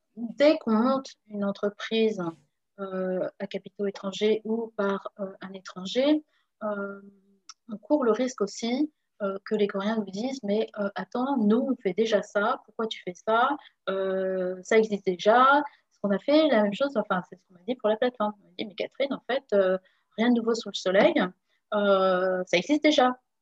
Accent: Saint-Germain-en-Laye, Île-de-France, France; moved away as an adult; also born or lived in Le Pecq / Carrières-sur-Seine / Rueil-Malmaison; now in Seoul, South Korea; je viens de région parisienne. je suis née à Saint-Germain-en-Laye

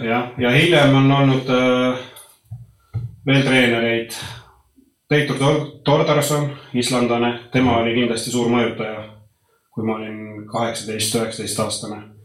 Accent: Põltsamaa, Jõgeva County, Estonia; moved away; also born or lived in Norway / Sweden; mina olen sündinud, sündinud ja kasvanud Põltsamaal

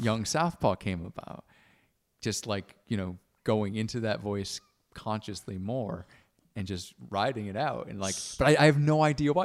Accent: Stratford, Connecticut, United States; born or raised there; moved away; also born or lived in Milford, Connecticut / Boston / London

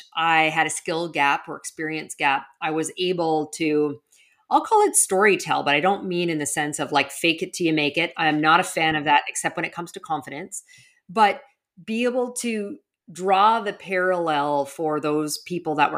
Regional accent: Western Canada, Canada; moved away as an adult; also born or lived in New York; now in Miami, United States; I grew up in Western Canada

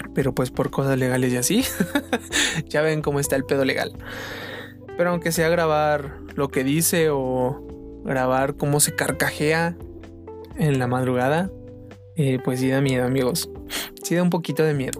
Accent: Mexico; soy mexicano

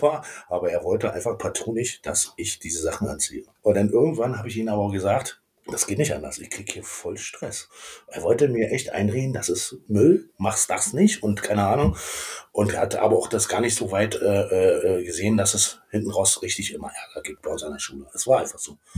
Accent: Berlin, Germany; also born or lived in Königs Wusterhausen, Brandenburg / Schulzendorf / Schwerin; Komplett im Prenzelberg meine, meine Jugend, beziehungsweise bis 89 war ich ja direkt Prenzlberger

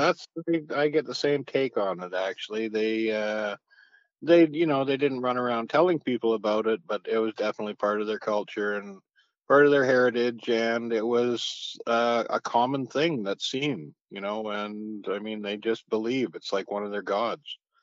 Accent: Kamloops, British Columbia, Canada; I grew up around Kamloops in the area

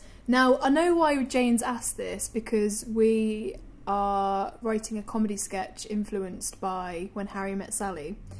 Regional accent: Northern Ireland, United Kingdom; Because I'm from Northern Ireland.

